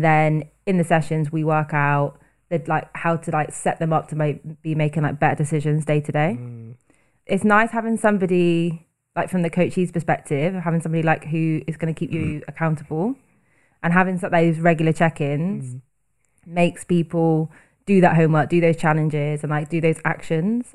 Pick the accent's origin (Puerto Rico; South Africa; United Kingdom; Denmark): United Kingdom; Bristol, South West England; moved away as an adult; now in London, United Kingdom; I'm originally from Bristol and I've been living in London for over 6 years, currently living in Hackney